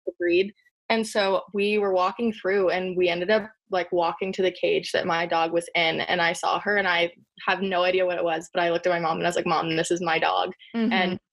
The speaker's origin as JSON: {"language": "English", "town": "San Diego", "region": "California", "country": "United States", "said": "I am from San Diego"}